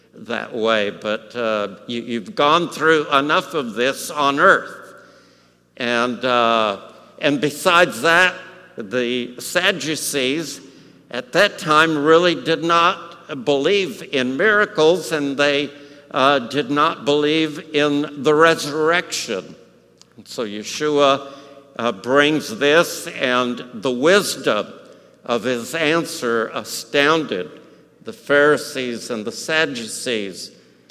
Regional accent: El Paso, Texas, United States; I grew up in El Paso.

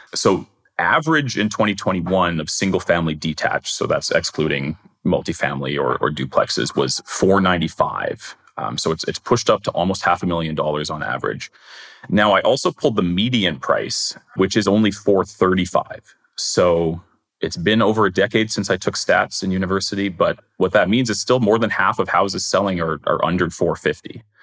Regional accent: Winnipeg, Manitoba, Canada; I grew up in Crescentwood and everybody assumed it, it was River Heights, but it's not, it's Crescentwood.

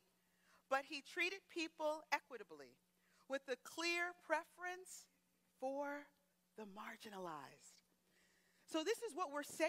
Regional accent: Teaneck, New Jersey, United States; first language English; I was born here in the United States. I'm from a town called Teaneck, New Jersey, which is a middle-class community.

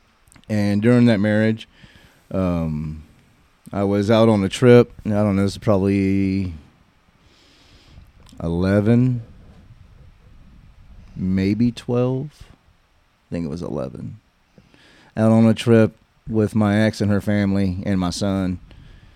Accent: Cleveland, Texas, United States; I'm from Cleveland, Texas

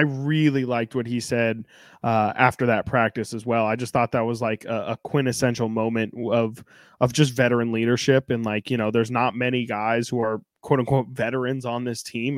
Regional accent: Sacramento, California, United States; I'm born and raised in Sacramento

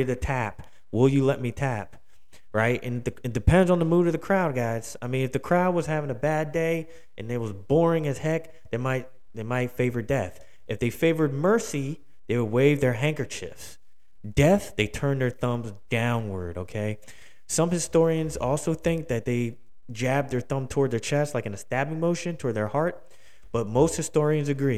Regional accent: Philadelphia, Pennsylvania, United States; Philly, my hometown

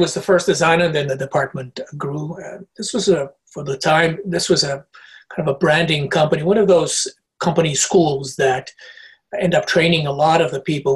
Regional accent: Portugal; moved away; also born or lived in Africa / United Kingdom; Portuguese by nature and by birth. I was born in Africa, but Portuguese

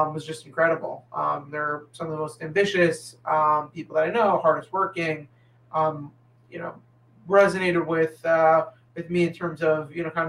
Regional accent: Englewood, New Jersey, United States; also born or lived in Waltham, Massachusetts; I grew up in Englewood, New Jersey

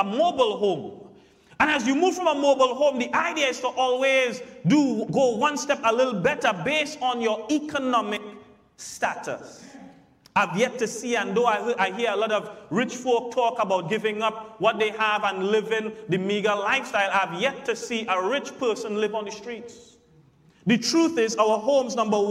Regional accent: Santa Flora, Trinidad & Tobago; Growing up in Santa Flora, growing up in Trinidad

